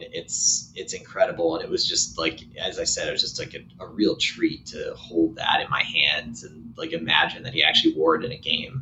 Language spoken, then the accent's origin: English; Boston, Massachusetts, United States; I grew up in Boston